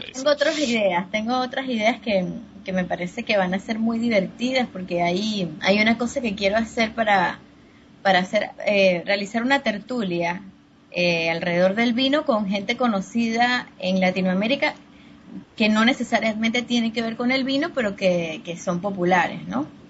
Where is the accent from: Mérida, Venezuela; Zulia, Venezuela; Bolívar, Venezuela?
Mérida, Venezuela; moved away as an adult; also born or lived in Caracas, Venezuela; trabajando en restaurantes en Mérida, que es el, el la ciudad donde yo, donde yo nací